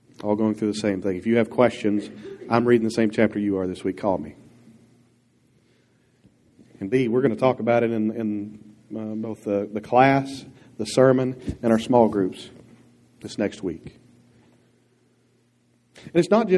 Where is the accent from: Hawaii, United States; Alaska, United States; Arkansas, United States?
Arkansas, United States; Dierks; I was raised in Dirks, Arkansas